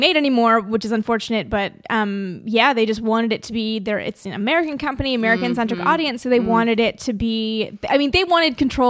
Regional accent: Toronto, Ontario, Canada; accent: Canadian; moved away as an adult; also born or lived in Phoenix, Arizona; now in United States; I am from Canada

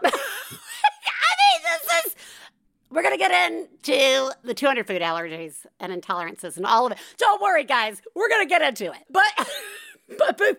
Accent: the South, United States; I grew up in the South

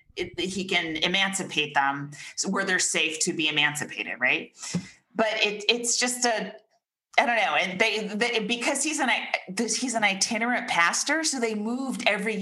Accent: United States; we're raised in America, we're raised American

